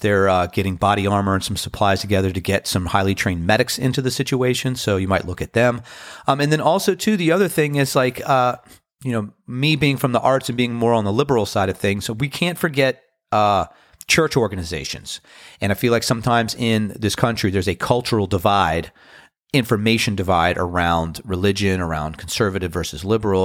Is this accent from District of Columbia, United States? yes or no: yes; Washington, District of Columbia, United States; now in Outer Banks, United States; Being from Washington, D C